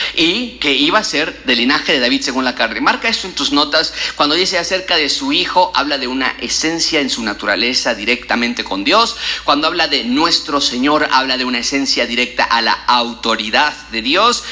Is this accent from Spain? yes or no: no; Mexico; nosotros como mexicanos